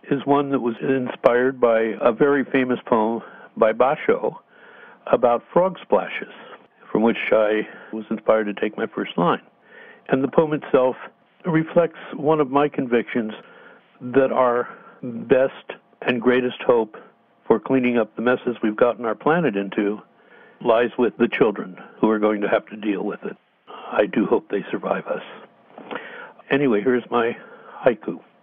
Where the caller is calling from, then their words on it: Sacramento, California, United States; I'm a poet, and I'm calling from Sacramento